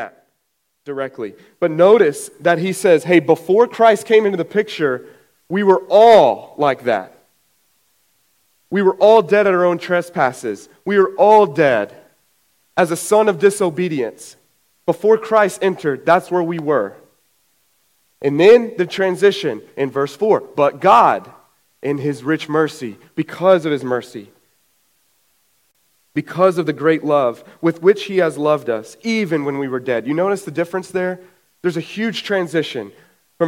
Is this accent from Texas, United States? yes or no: yes; Brady, Texas, United States; also born or lived in Nashville, Tennessee; now in New Braunfels, United States; In 96, my parents moved to Brady